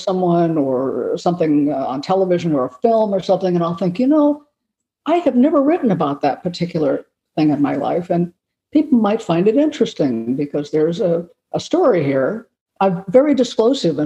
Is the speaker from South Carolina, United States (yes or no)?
no; Los Angeles, California, United States; I've had some fascinating experiences growing up in Los Angeles